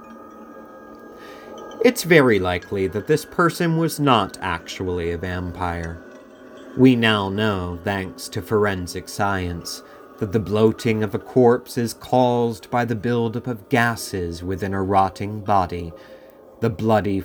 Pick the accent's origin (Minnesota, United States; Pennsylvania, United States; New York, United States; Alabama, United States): Pennsylvania, United States; Philadelphia; my hometown, Philadelphia